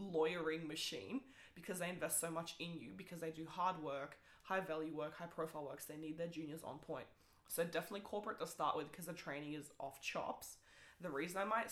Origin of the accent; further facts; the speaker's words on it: New Zealand; English is a second language; I only learned English at the age of 10